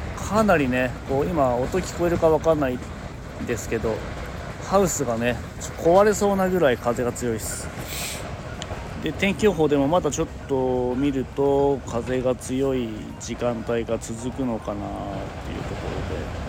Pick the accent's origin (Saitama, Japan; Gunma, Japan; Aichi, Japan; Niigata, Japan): Niigata, Japan; 僕の地元でも、まあ、新潟県内でも